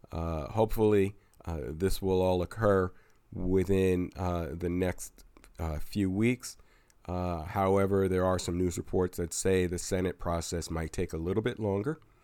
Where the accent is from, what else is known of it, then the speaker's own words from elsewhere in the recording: Pennsylvania, United States; my home state of Pennsylvania